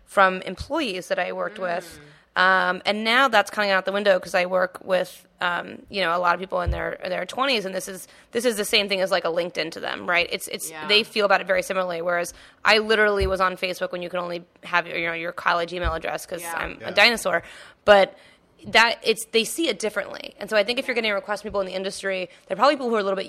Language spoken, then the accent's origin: English; the South, United States; moved away; I grew up in the South